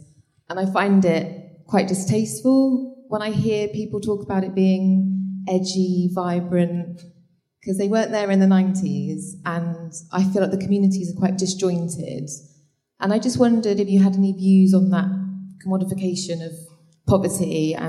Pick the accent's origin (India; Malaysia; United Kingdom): United Kingdom; Bristol, South West England; I grew up in Easton in the 80s and 90s when nobody wanted to live there, we had no public services